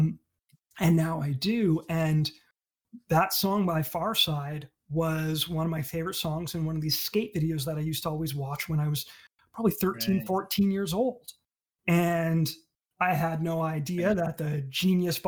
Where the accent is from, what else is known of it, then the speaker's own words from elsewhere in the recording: Sarnia, Ontario, Canada; growing up in Sarnia, there's no scene for that.